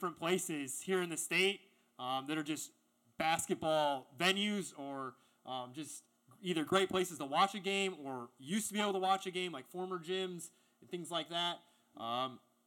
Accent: Indiana, United States; We grew up in the Hoosier State, still live in the Hoosier State

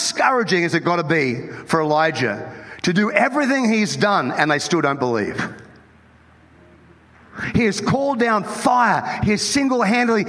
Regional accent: Australia; moved away as an adult; now in United States; I was born in Australia

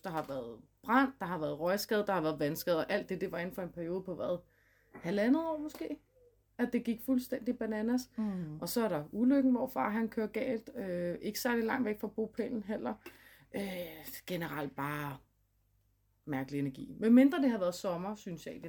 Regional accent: Gadstrup, Zealand, Denmark; I dag der sidder vi i mit barndomshjem, … barndomshjem i Gadstrup

